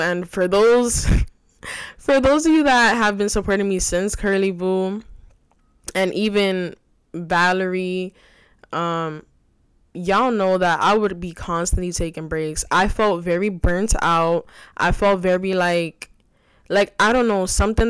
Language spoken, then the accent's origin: English; New York City, New York, United States; also born or lived in Bronx, New York City; I'm originally from the Bronx, but I was raised in Washington Heights, still reside in Washington Heights, which is New York City